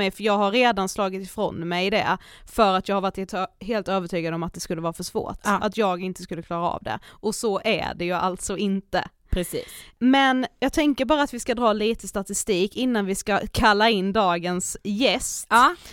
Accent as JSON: {"language": "Swedish", "region": "Blekinge", "country": "Sweden", "moved": "yes", "said": "hör ju att jag är från Blekinge."}